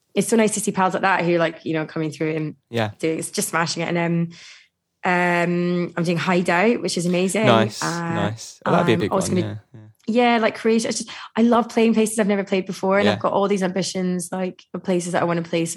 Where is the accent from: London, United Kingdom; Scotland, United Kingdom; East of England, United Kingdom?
Scotland, United Kingdom; Glasgow; my hometown in Glasgow